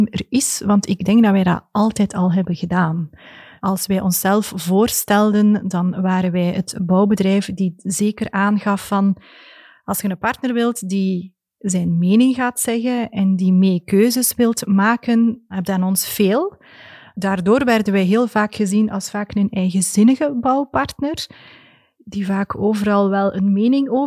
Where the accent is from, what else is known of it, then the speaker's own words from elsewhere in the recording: Ghent, Flanders, Belgium; ik kom van Gent.